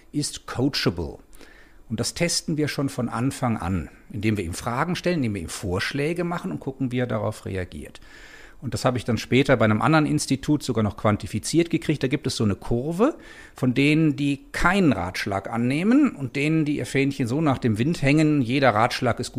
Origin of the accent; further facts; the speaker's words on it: Germany; Ich bin ursprünglich Deutscher, wie man hört, und da ist alles natürlich ein bisschen schneller